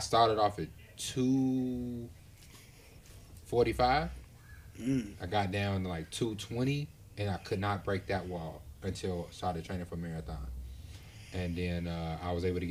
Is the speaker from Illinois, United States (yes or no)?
yes; Chicago, Illinois, United States; Me in Chicago. I'm from the South Side.